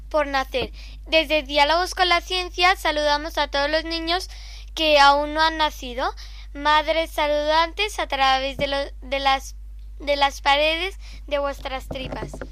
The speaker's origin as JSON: {"language": "Spanish", "country": "Canada", "said": "tengo seis años, soy canadiense y escucho mucho Radio María España."}